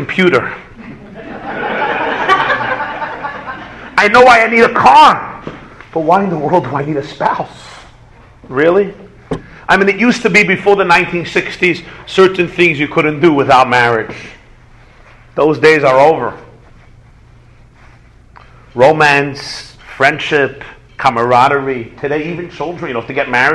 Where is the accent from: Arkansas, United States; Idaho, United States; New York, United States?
New York, United States; I come from New York